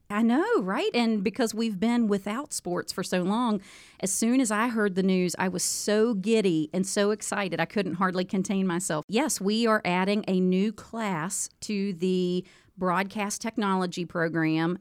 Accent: Moorefield, West Virginia, United States; also born or lived in Harrisonburg, Virginia / Petersburg, West Virginia; I'm from Moorfield originally

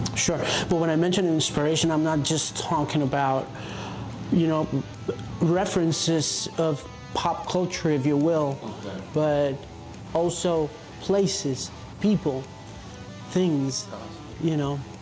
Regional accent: Colombia; as a Colombian

